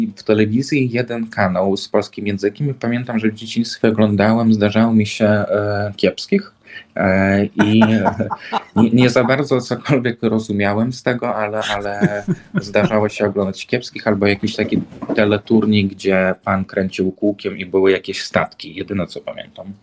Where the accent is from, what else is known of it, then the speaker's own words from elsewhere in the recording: Vinnytsia, Vinnytsia Oblast, Ukraine; Polish is a second language; moved away as an adult; now in Warsaw, Poland; dorastałem w mieście E, większym, jak na standardy Ukraińcy, winnicy, ukraińskie winnicy